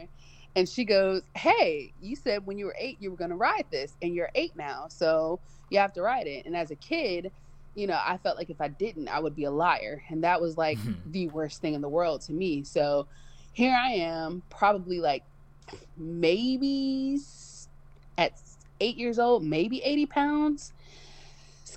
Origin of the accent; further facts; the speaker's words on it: Cleveland, Ohio, United States; I'm originally from Cleveland, Ohio